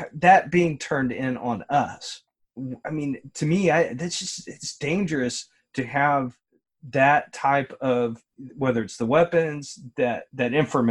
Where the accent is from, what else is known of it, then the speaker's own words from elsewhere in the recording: Kentucky, United States; I was born in Kentucky